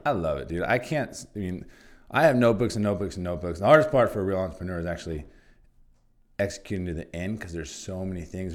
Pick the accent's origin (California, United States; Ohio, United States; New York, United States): California, United States; Santa Barbara; Santa Barbara's my hometown